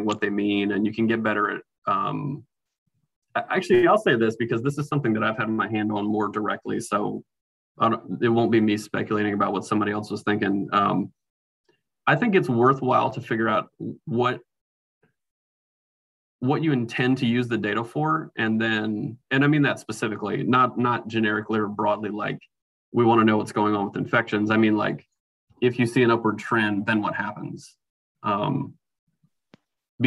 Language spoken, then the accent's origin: English; Norfolk, Virginia, United States; I grew up in Norfolk, Virginia